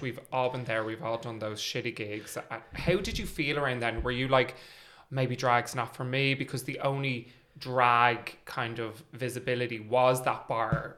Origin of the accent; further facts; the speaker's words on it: Ireland; also born or lived in London; we're a small country, we're a small scene